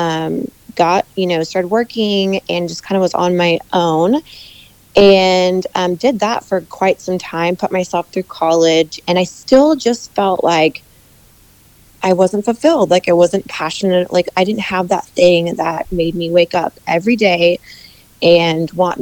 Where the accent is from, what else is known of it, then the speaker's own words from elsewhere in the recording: Midwest, United States; I'm a Midwest girl. I grew up in the States, in the Midwest